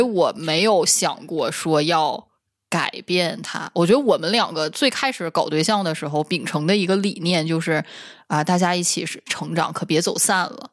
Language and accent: Chinese; Northeast China, China; 我一个土生土长东北人，我不知道吗？